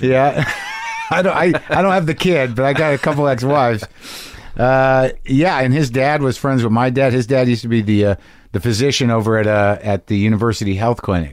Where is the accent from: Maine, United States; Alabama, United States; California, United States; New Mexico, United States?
New Mexico, United States; Albuquerque; moved away; my hometown, Albuquerque, New Mexico